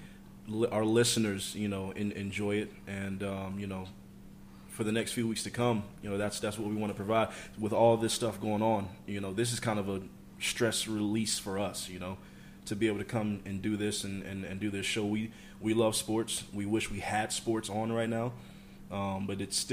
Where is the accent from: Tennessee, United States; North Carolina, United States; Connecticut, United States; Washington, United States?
North Carolina, United States; Greensboro; I was raised in Greensboro